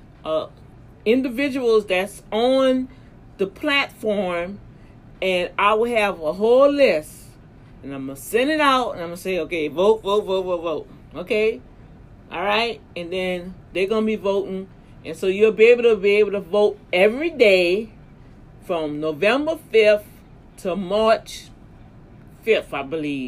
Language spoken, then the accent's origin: English; Louisiana, United States; my home state, Louisiana